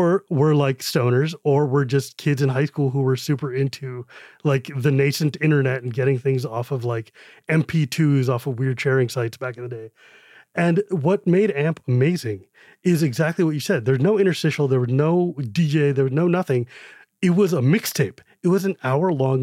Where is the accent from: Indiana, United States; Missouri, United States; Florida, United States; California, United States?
California, United States; when I was growing up in California